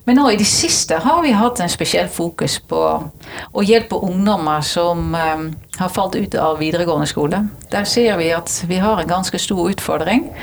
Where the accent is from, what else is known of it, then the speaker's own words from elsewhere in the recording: Netherlands; now in Norway; Det var grunnen til at jeg flyttet fra Nederland til Norge.